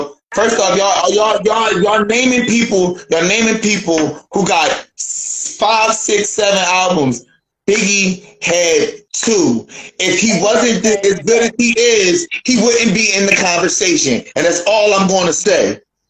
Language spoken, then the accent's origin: English; Philadelphia, Pennsylvania, United States; I'm from Philly. I grew up off the Rock, so … was one of the artists I listened to growing up.